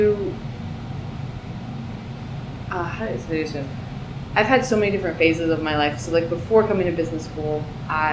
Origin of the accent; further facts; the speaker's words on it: East Hampton, New York, United States; moved away; I grew up in East Hampton